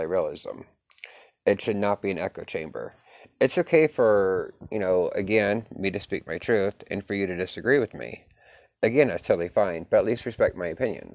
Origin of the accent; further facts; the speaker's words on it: United States; as an American